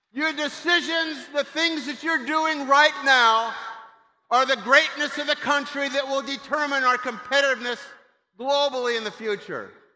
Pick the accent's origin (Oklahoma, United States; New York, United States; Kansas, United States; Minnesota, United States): Kansas, United States; moved away; I'm from Kansas. I went to Pitt State, When I was in high school